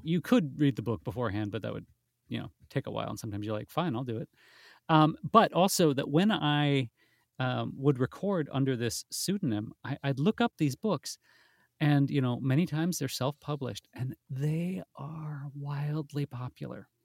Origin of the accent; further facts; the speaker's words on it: Wisconsin, United States; moved away as an adult; now in London, United Kingdom; I'm from Wisconsin originally